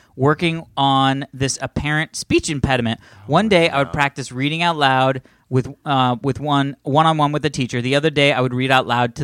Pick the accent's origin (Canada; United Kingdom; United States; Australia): United States; Iowa; accent: northern Minnesota; Now, I grew up in Iowa, but my mom's family is from northern Minnesota.